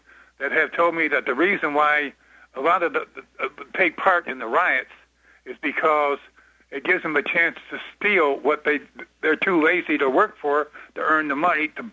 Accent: the South, United States; now in Huntsville, United States; I grew up in the South

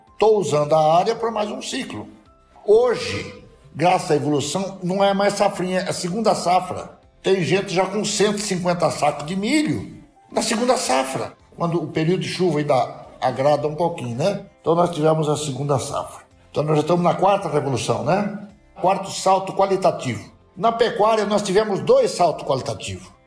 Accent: Brazil; eu sou muito brasileiro

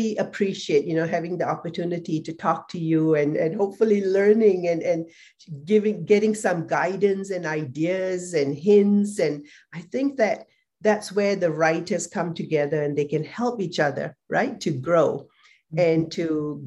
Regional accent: Singapore; moved away; I was also from Singapore

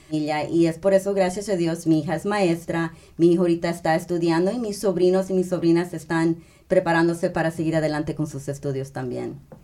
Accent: Texas, United States; como nosotras nacidas aquí en Estados Unidos, a veces no nos sentimos suficiente mexicanas, no nos sentimos suficiente americanas

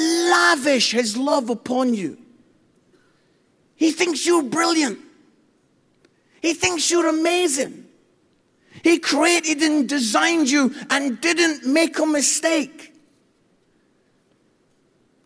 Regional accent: Edinburgh, Scotland, United Kingdom; moved away as an adult; now in England; I come from Edinburgh

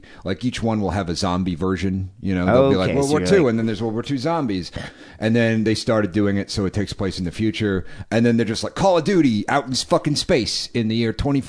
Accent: Northeast, United States; I swear when I talk. I don't mean to. I'm from the Northeast. I grew up, you know, whatever.

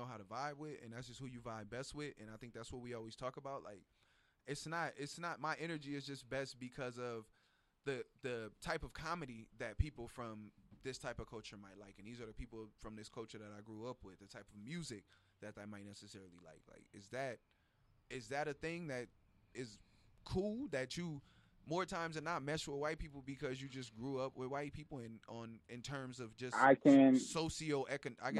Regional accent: Los Angeles, California, United States; I'm from Watts

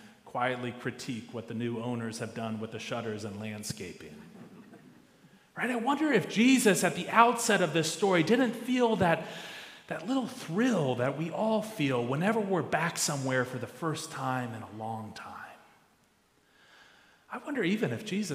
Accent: Dayton, Ohio, United States; moved away as an adult; now in St. Simons Island, United States; if you ask me where I'm from, I'll always tell you Dayton, Ohio.

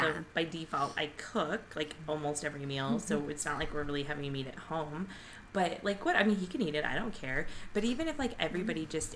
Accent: Nebraska, United States; moved away; we're from Nebraska

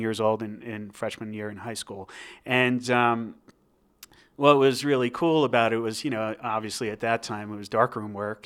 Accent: New Jersey, United States; moved away as an adult; now in Albuquerque, United States; I grew up in New Jersey, um, and I was there until I was twenty-six years old.

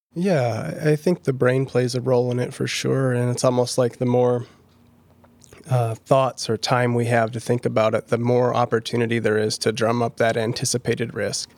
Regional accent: Minneapolis, Minnesota, United States; moved away as an adult; now in Pella, United States; I've been a Pella resident since twenty eighteen, and I'm originally from Minneapolis.

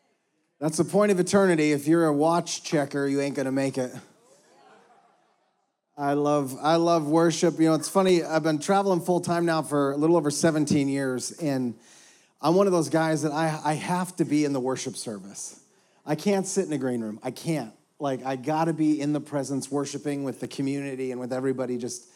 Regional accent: Houston, Texas, United States; For the rest of you, I'm from Houston, Texas, the birthplace of Third Coast Hip Hop and Original Barbecue.

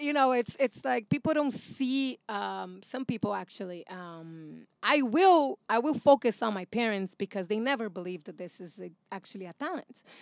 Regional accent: São Paulo, Brazil; English is a second language; now in United States; I am from Brazil

